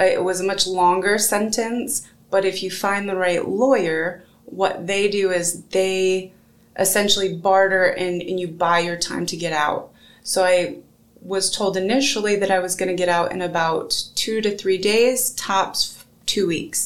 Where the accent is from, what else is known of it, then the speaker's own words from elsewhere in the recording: Michigan, United States; now in Decatur, United States; I am originally from Michigan